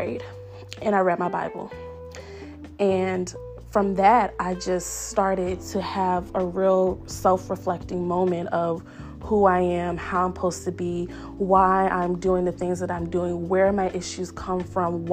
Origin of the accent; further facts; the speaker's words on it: Richmond, Virginia, United States; I'm from Richmond, Virginia